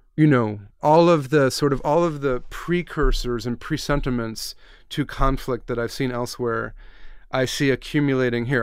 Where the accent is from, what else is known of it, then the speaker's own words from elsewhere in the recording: United States; moved away as an adult; also born or lived in Iraq; I'm an American who's lived abroad for seven years